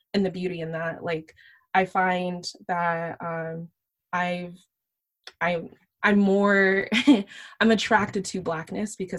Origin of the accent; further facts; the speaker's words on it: Sunnyvale, California, United States; also born or lived in San Jose; I grew up in San Jose. I grew up in Sunnyvale